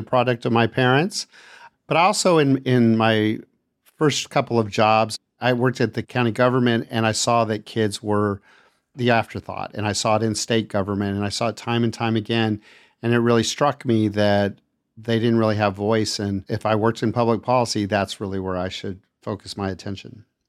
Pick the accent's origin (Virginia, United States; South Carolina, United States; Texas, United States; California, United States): Texas, United States; El Paso; also born or lived in Austin, Texas; I grew up in El Paso, Texas